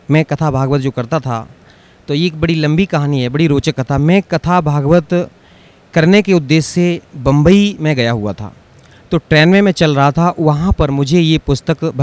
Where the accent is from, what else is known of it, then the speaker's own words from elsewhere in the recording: Jhindua, Uttar Pradesh, India; मैं ग्राम झिंदुआ तहसील बर्थना जिला इटावा उत्तर प्रदेश का रहने वाला हूँ